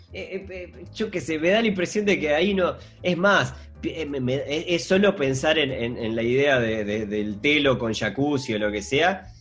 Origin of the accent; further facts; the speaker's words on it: Montevideo, Uruguay; nosotros somos montevideanos, nosotros vivimos en una ciudad